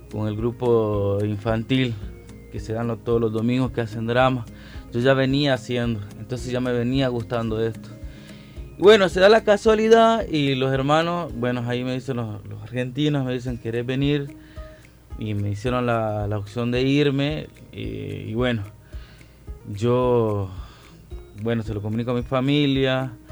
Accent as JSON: {"language": "Spanish", "region": "San Salvador", "country": "El Salvador", "said": "decían, venir de El Salvador, de San Salvador, porque soy del centro de San Salvador"}